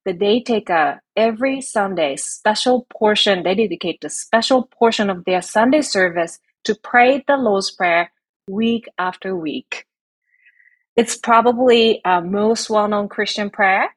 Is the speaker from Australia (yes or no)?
no; Japan; now in United States; I'm from Japan